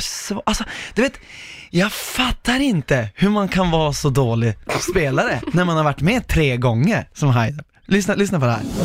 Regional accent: Norrland, Sweden; accent: norrländska; när jag pratar norrländska.

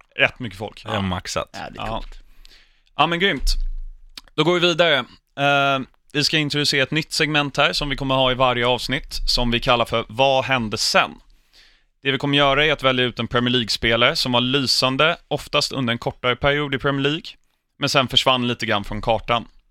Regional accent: England, United Kingdom; uppvuxen utanför London

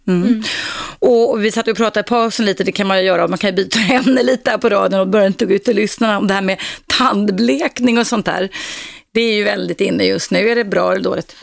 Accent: Stockholm, Stockholm County, Sweden; jag växte upp i innerstaden här ja. i Stockholm

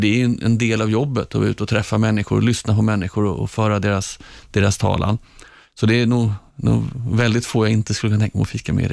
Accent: Stockholm, Stockholm County, Sweden; Jag är uppvuxen i Hagsätra längst ut på linje 19 i Stockholms södra förorter.

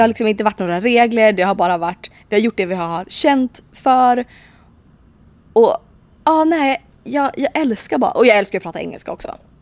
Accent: Sweden; hemma i Sverige

